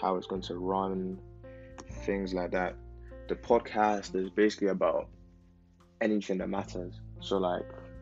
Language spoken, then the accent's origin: English; Nigeria; now in England; I'm a Nigerian living in England